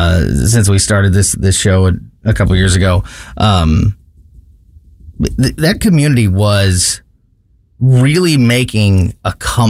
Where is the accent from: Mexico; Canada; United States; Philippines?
United States; Florissant, Missouri; now in St. Peters, United States; I am born and raised in the Florissant Hazelwood area until a year and a half ago when we moved to St. Peter's. My whole life was in North County.